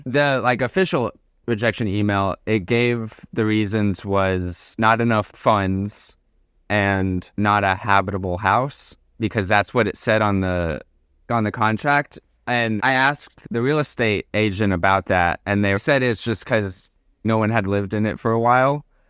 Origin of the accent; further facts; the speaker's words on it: Arkansas, United States; moved away as an adult; also born or lived in Alaska / Nicaragua; now in Portugal; I'm originally from Arkansas